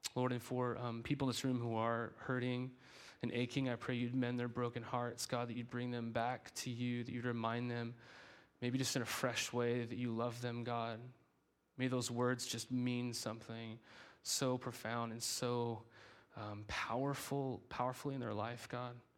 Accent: United States; I'm an American, okay? I'm a citizen of this country.

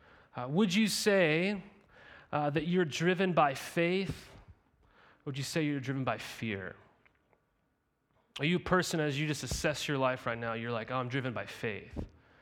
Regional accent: Helena, Montana, United States; even growing up in Helena, Montana, we were surrounded by all these lakes.

